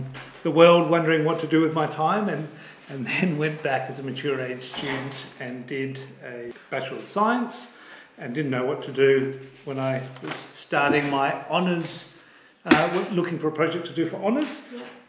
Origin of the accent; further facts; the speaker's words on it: Perth, Western Australia, Australia; also born or lived in East Coast, Australia; growing up, I'm from Perth originally, but spent most of my life on the East Coast, and you see the Sydney rock oysters everywhere.